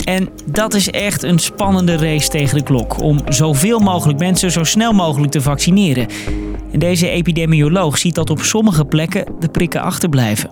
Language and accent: Dutch; Netherlands; als Nederlanders